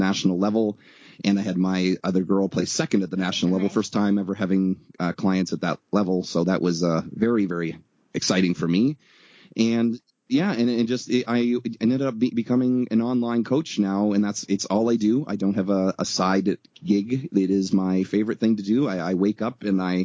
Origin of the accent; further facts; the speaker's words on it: Canada; I'm actually from Canada, which is the Great White North brother to the States